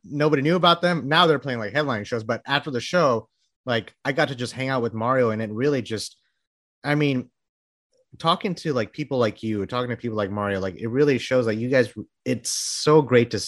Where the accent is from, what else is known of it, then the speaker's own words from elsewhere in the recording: Bangladesh; now in Texas, United States; I'm from Bangladesh